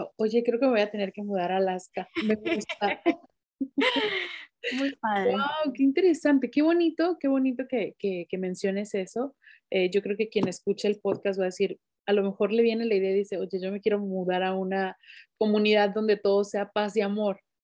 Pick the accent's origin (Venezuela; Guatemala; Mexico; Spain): Mexico; moved away as an adult; tú y yo somos mexicanas